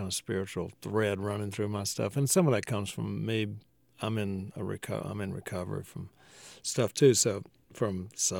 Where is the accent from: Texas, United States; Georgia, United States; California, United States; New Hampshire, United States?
Georgia, United States; also born or lived in New Orleans; now in Athens, United States; Yeah, down in South Georgia near Brunswick.